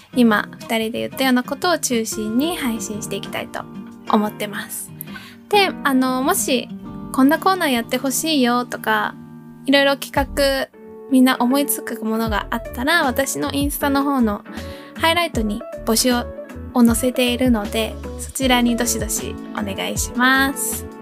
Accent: United States; moved away; アメリカ育ちインフルエンサーの猫が好きな

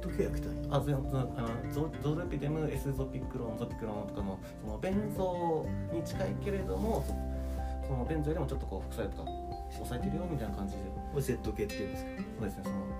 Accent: Hokkaido, Japan; moved away; 地元が北海道でいずれは北海道戻るつもり

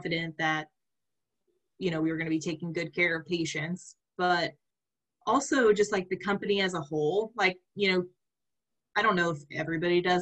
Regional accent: Oklahoma, United States; I'm from Oklahoma

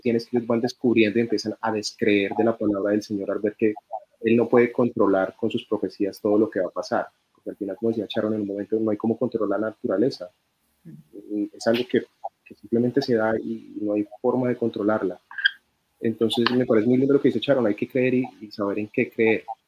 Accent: Colombia

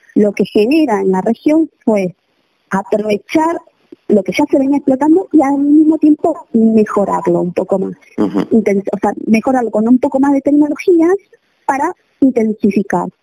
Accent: Buenos Aires, Argentina; now in Jujuy, Argentina; yo soy de Buenos Aires, eh, de la ciudad de Buenos Aires

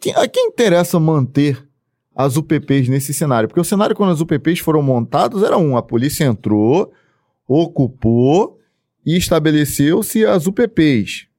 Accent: Duque de Caxias, Rio de Janeiro, Brazil; eu não sou desse município, sou do, de, do município de Caxias

